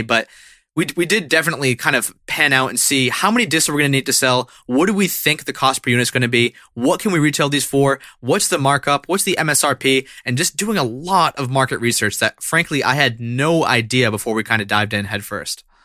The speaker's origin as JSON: {"language": "English", "region": "central Massachusetts", "country": "United States", "tie": "born or raised there", "said": "the central Massachusetts area where I'm located right now"}